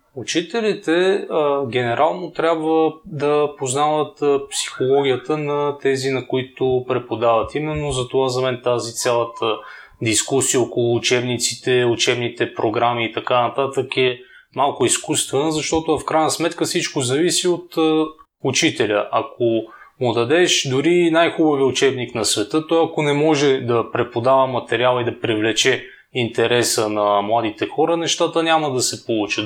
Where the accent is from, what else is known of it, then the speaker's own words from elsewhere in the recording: Bulgaria; also born or lived in Zagreb, Croatia; съм българин